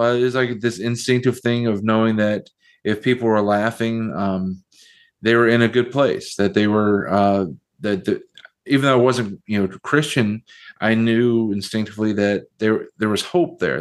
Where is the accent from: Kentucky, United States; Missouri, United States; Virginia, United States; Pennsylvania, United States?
Virginia, United States; southwestern; also born or lived in Chicago, Illinois; grew up in southwestern Virginia, uh, right on the uh, the bottom of the state of West Virginia. I uh, was born in Chicago